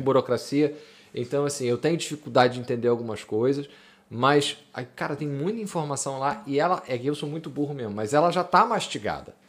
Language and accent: Portuguese; Rio de Janeiro, Brazil; now in Porto, Portugal; eu venho do Rio